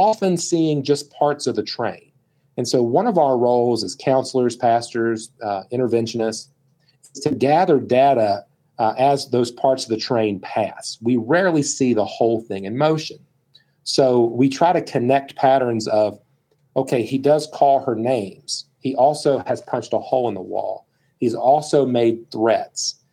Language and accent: English; West Virginia, United States; I'm from West Virginia.